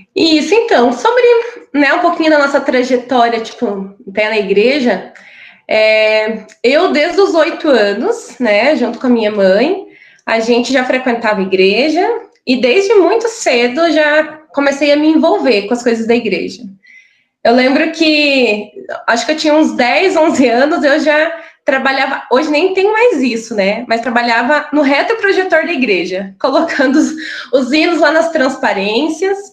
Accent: interior of Paraná, Brazil; moved away as an adult; now in Curitiba, Brazil; nasci no interior do Paraná, né? E, mas já estou aqui em Curitiba já faz quase 13 anos

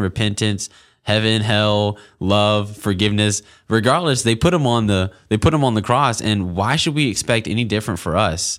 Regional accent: Auburn, Alabama, United States; I grew up in Auburn, Alabama, born and raised

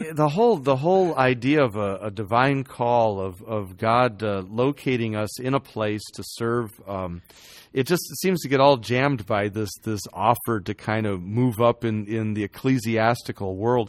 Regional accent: Chicago, Illinois, United States; I, I grew up in Chicago

